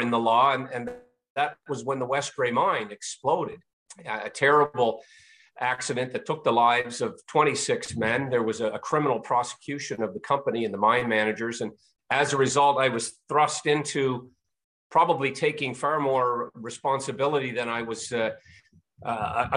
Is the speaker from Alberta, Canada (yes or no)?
no; Pictou County, Nova Scotia, Canada; I grew up in Atlantic Canada, Pictou County, Nova Scotia in particular